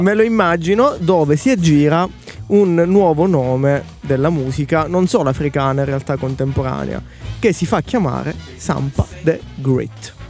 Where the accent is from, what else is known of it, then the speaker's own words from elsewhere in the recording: Sicily, Italy; moved away; sono siciliano anch'io